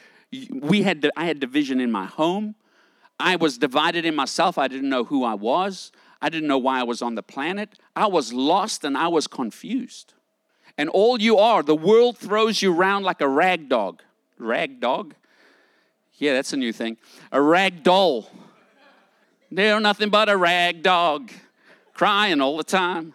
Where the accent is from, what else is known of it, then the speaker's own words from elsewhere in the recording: South Africa; moved away; I grew up in South Africa during the time of apartheid.